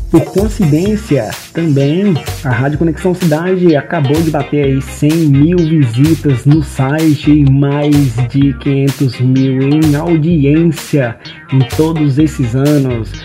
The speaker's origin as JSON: {"language": "Portuguese", "town": "Imperatriz", "region": "Maranhão", "country": "Brazil", "tie": "born or raised there", "also_born_or_lived": "Goiânia, Goiás", "moved": "yes", "said": "atualmente eu moro em Imperatriz, no Maranhão, minha cidade natal"}